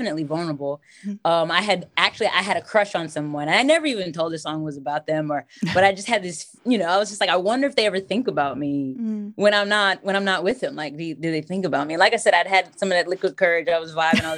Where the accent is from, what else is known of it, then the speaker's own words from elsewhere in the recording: Delaware, United States; moved away as an adult; now in Philadelphia, United States; I'm from Delaware